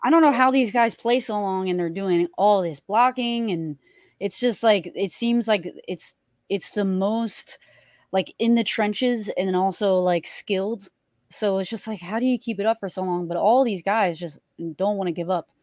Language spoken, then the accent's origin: English; Philadelphia, Pennsylvania, United States; I grew up in Philly